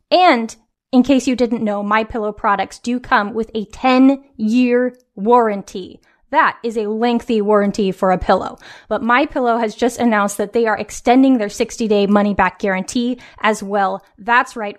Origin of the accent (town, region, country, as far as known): West Coast, United States; born or raised there